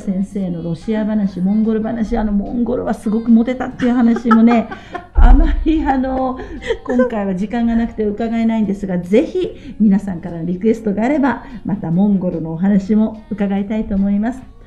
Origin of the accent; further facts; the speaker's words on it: Kanto, Chiba, Japan; 私は関東の千葉県の出身ですから